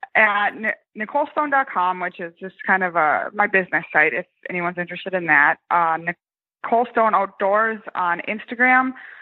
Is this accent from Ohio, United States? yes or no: no; Minnesota, United States; I'm from Minnesota originally